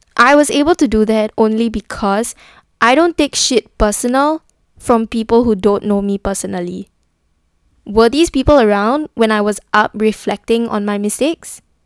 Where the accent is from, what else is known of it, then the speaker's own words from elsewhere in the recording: Singapore; I'm from Singapore